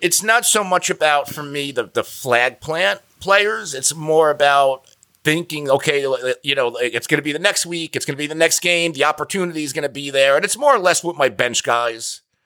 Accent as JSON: {"language": "English", "region": "New Jersey", "country": "United States", "said": "I'm from New Jersey."}